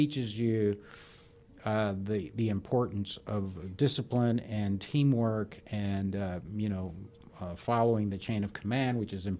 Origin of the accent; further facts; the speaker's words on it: Havana, Cuba; born there; Correct. I was born in Havana.